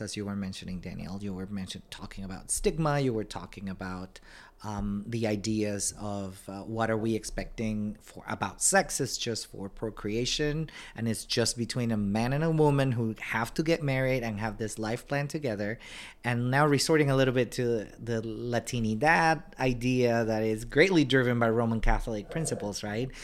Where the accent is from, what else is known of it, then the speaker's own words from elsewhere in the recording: Panama; moved away; I'm originally from Panama